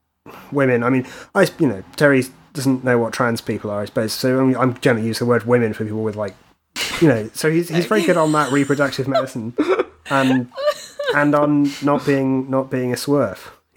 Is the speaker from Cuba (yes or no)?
no; Dorset, South West England, United Kingdom; I grew up in Dorset